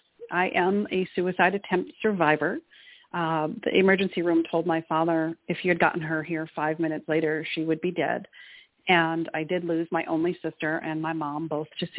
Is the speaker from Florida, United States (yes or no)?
no; Boston, Massachusetts, United States; moved away; I'm originally from Boston, Mass.